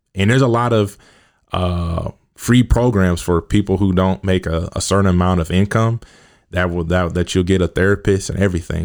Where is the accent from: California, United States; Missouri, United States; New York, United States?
Missouri, United States; Kansas City; I grew up in Kansas City, South Kansas City to be exact.